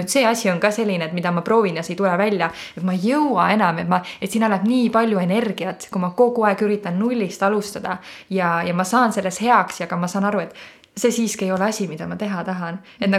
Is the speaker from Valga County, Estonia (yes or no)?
no; Põlva, Põlva County, Estonia; ma olen siis Põlvast pärit